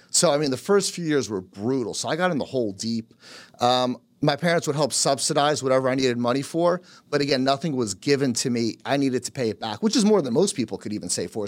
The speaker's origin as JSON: {"language": "English", "region": "New Jersey", "country": "United States", "tie": "born or raised there", "also_born_or_lived": "Carteret, New Jersey", "first_language": "Polish", "second_language": "English", "said": "Born and raised in, uh, in Jersey, but, uh, son of immigrants. Parents came from Poland"}